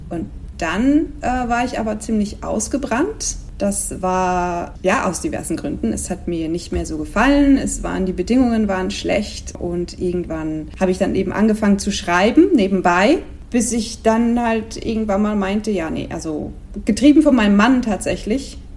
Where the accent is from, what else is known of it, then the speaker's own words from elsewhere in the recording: Switzerland; now in Spain; seit noch ein paar Jahren mehr lebe ich in Spanien, wohin ich gezogen bin aus der Schweiz. wie man vielleicht manchmal am Akzent hören kann.